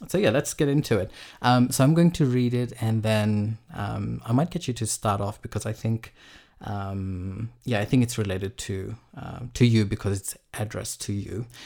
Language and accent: English; Fiji; I grew up in Fiji